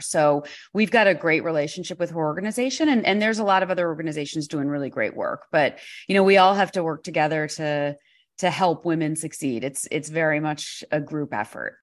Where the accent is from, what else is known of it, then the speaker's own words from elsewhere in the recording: New York, United States; being a New Yorker